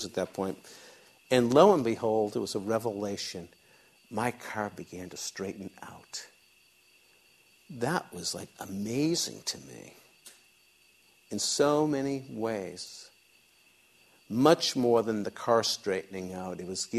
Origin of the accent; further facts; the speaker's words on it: outside of the Boston area, Massachusetts, United States; I grew up outside of the Boston area.